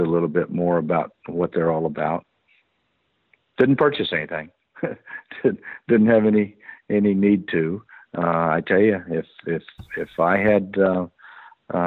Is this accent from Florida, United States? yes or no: yes; Orlando, Florida, United States; I grew up in Orlando, born and raised in Orlando